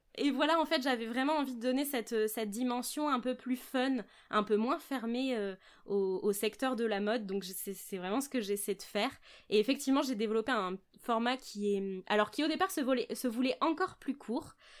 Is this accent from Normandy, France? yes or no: no; Charente, Nouvelle-Aquitaine, France; moved away as an adult; now in Bordeaux, France; Je suis née à Bordeaux et puis maintenant, je, vis à Bordeaux. Donc, je suis native de Bordeaux, mais j'ai grandi en Charente avec mes parents.